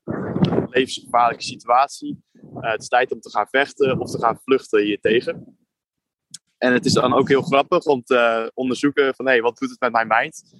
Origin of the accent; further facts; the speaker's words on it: Netherlands; wij als Nederlanders